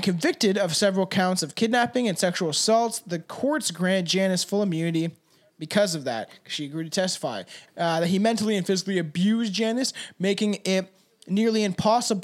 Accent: Canada; we're Canadian

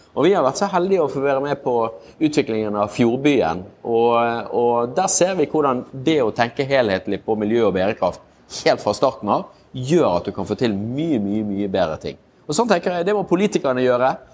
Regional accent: Bergen, Vestland, Norway; moved away; jeg er jo en bergenser

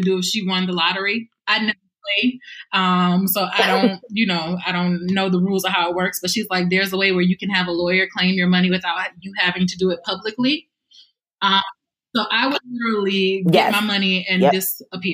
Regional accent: South Carolina, United States; we're from South Carolina

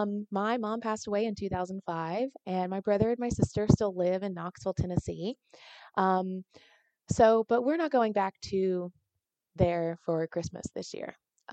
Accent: Nigeria; I'm Nigerian, so I want to celebrate the things that, you know, that I feel very called to.

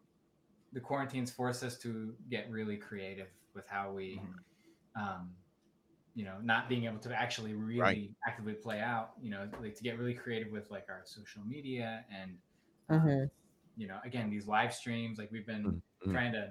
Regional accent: Apalachin, New York, United States; I'm from Binghamton, actually outside of Binghamton, Apalachin, New York

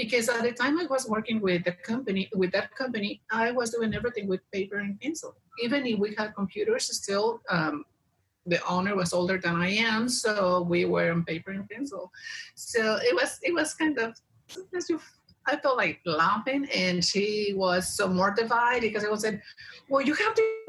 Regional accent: Mexico; moved away as an adult; I was 21 when I decided to leave Mexico for good. But I was 4 when I decided that I was not going to stay in my hometown.

